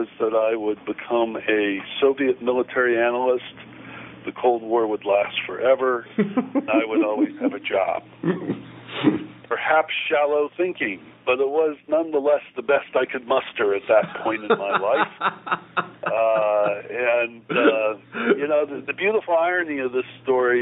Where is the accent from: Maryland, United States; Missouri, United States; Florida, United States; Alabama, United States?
Missouri, United States; St. Louis; moved away as an adult; also born or lived in Kansas; I'm an old Midwesterner. I was born and raised in St. Louis.